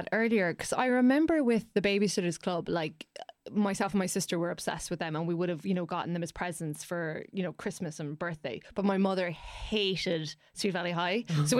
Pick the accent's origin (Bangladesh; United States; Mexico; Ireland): Ireland; as Irish people